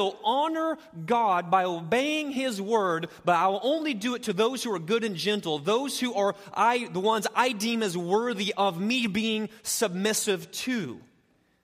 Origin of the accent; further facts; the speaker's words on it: United States; I'm an American